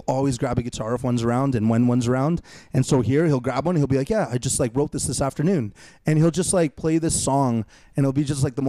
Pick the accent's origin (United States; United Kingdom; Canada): Canada; Winnipeg, Manitoba; also born or lived in Fort Richmond, Winnipeg; I'm from Transcona, and then I lived in Fort Richmond